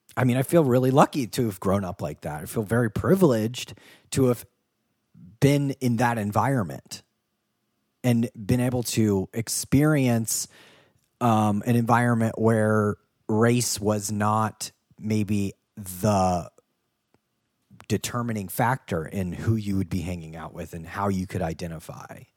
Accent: United States; also born or lived in Ohio / Kentucky; I grew up in Ohio and Kentucky

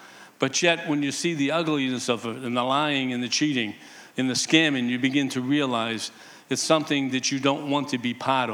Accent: Boston, Massachusetts, United States; I grew up in humble beginnings in the East Boston housing projects.

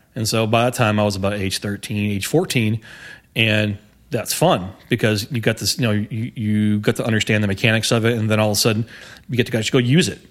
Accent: Houston, Texas, United States; I grew up on the northeast side of, uh, Houston

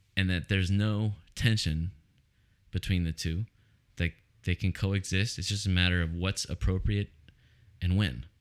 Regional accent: Oceanside, California, United States; I grew up in Oceanside, which is very suburban

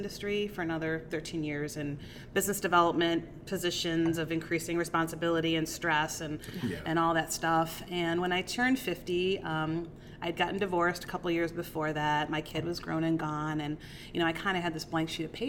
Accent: Euclid, Ohio, United States; I grew up here in Cleveland. I grew up in Euclid.

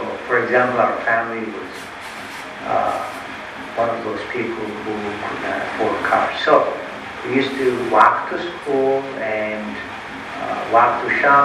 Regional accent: Ethiopia; now in United States; my childhood that I spent in Ethiopia

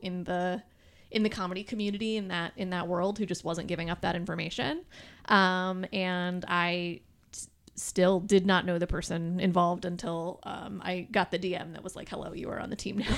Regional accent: Detroit, Michigan, United States; now in Lansing, United States; I'm from, like, uh, Metro Detroit

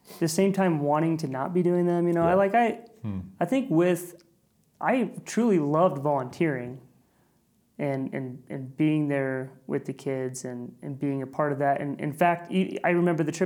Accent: Sioux City, Iowa, United States; I grew up in Sioux City in a little neighborhood called Leeds

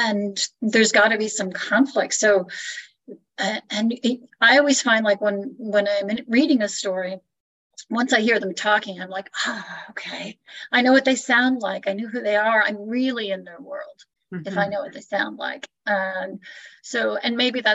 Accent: Niagara Falls, Ontario, Canada; now in Orange, United States; I'm Canadian, and I would say it's interesting growing up in Canada

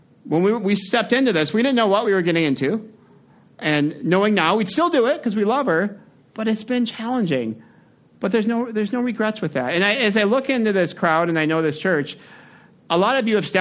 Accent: United States; we're American

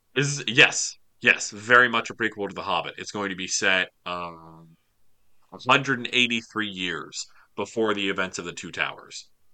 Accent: the South, United States; I'm from the South

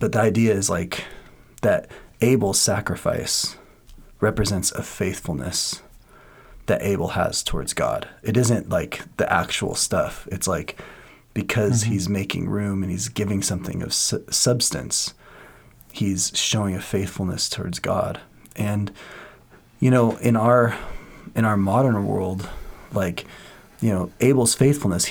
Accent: Washington, United States; I'm from Washington, and in Washington, like, people are crazy fanatic Seahawk fans

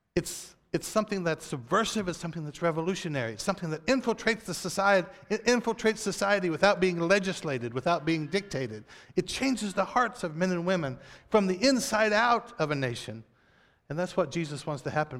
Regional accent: United States; we as American Christians

